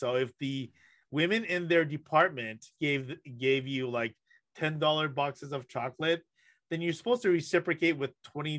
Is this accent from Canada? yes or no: yes; Toronto, Ontario, Canada; English is a second language; as a child growing up in Toronto, where I spent a couple of years where I'm learning the language